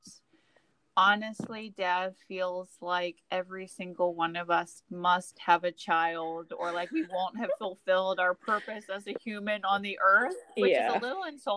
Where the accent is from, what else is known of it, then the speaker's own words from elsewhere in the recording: outside of Richmond, Virginia, United States; being a little child in the first grade at Baker Elementary School, you know, outside of Richmond, Virginia.